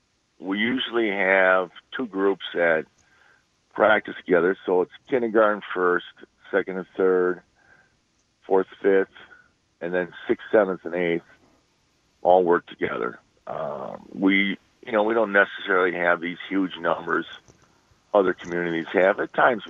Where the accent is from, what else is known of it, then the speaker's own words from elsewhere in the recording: East Troy, Wisconsin, United States; I grew up in East Troy. I've been living here my whole life